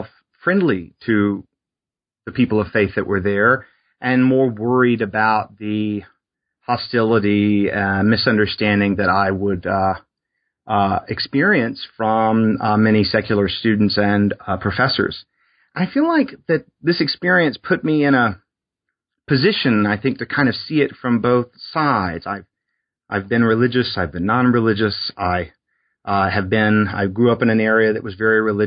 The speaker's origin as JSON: {"language": "English", "region": "South Alabama on the Gulf Coast", "country": "United States", "tie": "born or raised there", "said": "I grew up in South Alabama on the Gulf Coast"}